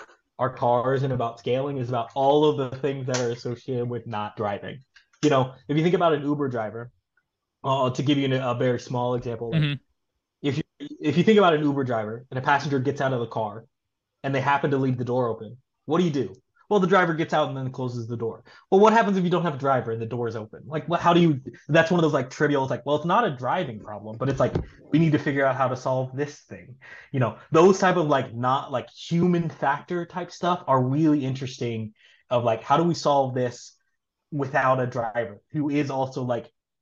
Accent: Little Rock, Arkansas, United States; moved away as an adult; also born or lived in Tulsa, Oklahoma / Pennsylvania / Florida; now in Oakland, United States; I grew up in Little Rock, Arkansas.

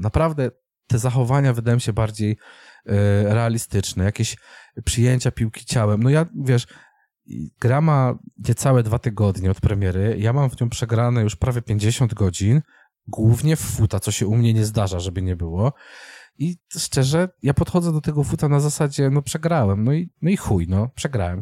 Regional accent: Częstochowa, Silesian Voivodeship, Poland; ja jestem człowiekiem z Częstochowy

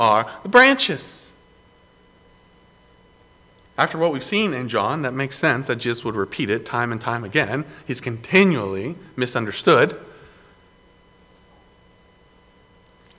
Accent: Greenville, South Carolina, United States; Growing up in South Carolina, in Greenville, people just assume that South Carolina is all beach

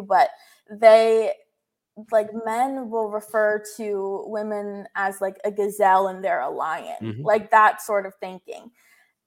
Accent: Florida, United States; I'm from Florida

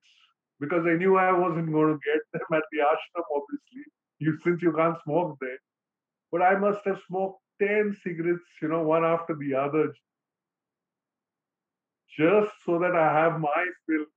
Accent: Mumbai, Maharashtra, India; I'm from Bombay, India

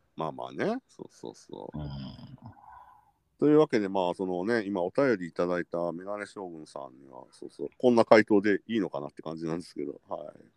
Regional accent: Kansai, Japan; accent: Kansai-ben; now in Tokyo, Japan; 普通に関西弁に戻りましたね

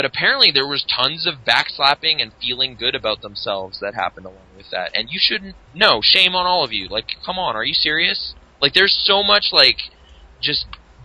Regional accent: Canada; being Canadian

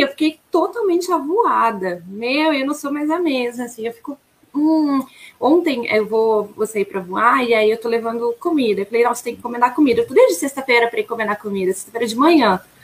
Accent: Caxias do Sul, Rio Grande do Sul, Brazil; also born or lived in Santa Maria, Rio Grande do Sul / São Sepé, Rio Grande do Sul; Eu sou natural de Santa Maria, ali do, aqui no, aí, né? No Rio Grande do Sul. E eu morava em uma cidadezinha muito pequena, próxima a Santa Maria, chamada São Cepé

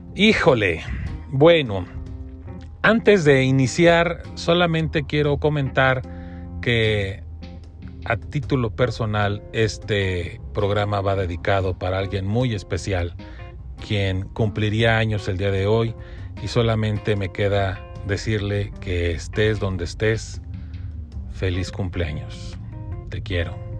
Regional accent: Mexico; como, mexicano

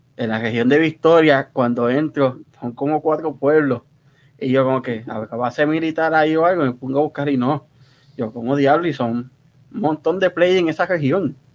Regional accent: Río Grande, Puerto Rico; moved away as an adult; now in United States; yo soy puertorriqueño ahí en todos lados

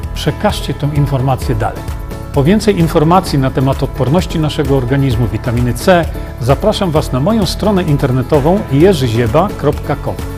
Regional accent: Poland

